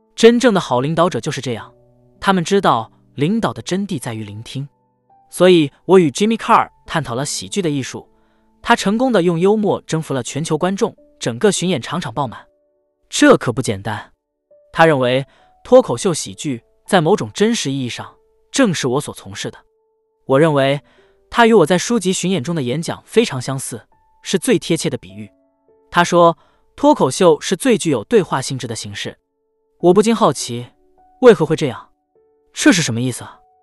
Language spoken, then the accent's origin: Chinese; Canada; 我们加拿大人